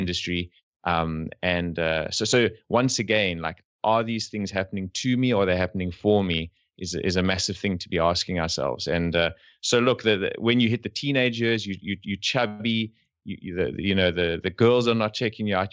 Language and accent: English; South Africa; We're from South Africa